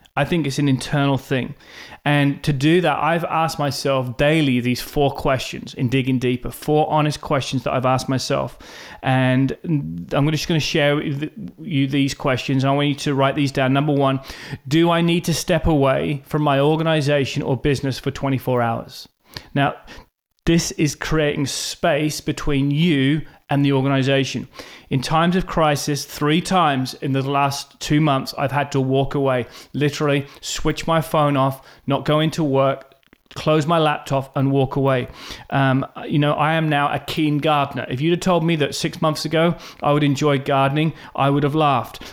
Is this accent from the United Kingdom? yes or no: yes; Norwich, East of England, United Kingdom; moved away as an adult; also born or lived in Australia / South Africa / United States; now in Norwich, United Kingdom; I was born in Norwich, England